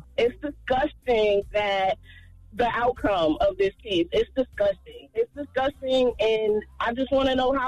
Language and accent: English; New Jersey, United States; I'm from Jersey.